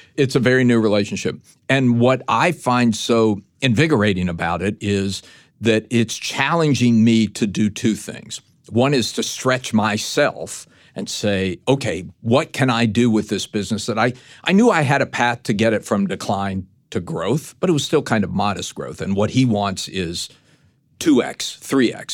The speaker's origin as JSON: {"language": "English", "region": "Tennessee", "country": "United States", "tie": "born or raised there", "said": "I grew up in Tennessee."}